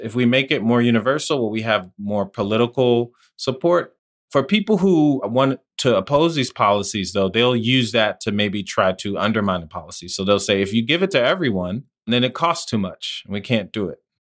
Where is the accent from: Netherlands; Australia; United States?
United States; New Jersey; also born or lived in Washington, D.C.; growing up in New Jersey where I lived